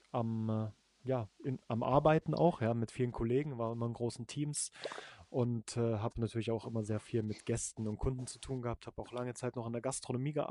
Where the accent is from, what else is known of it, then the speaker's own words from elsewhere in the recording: East Germany, Germany; ich komme aus dem Osten, ne, da ist so die Techno-Szene auch recht groß